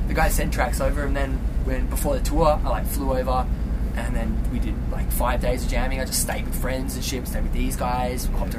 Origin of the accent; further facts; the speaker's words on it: Perth, Western Australia, Australia; I'm from Perth.